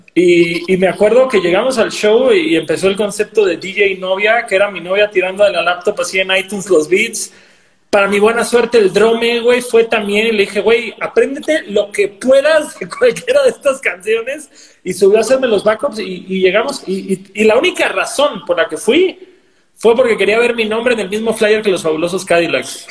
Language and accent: Spanish; Cancún, Quintana Roo, Mexico; yo soy de Cancún